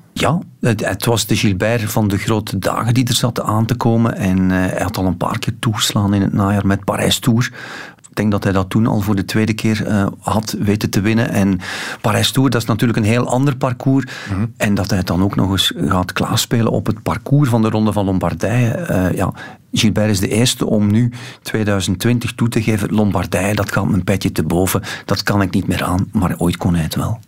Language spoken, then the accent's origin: Dutch; West Flanders, Belgium; Als West-Vlaming